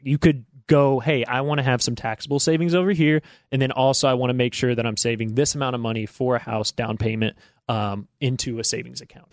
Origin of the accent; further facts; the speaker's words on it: Georgetown, Indiana, United States; moved away as an adult; also born or lived in Ohio; now in Lexington, United States; I'm from Southern Indiana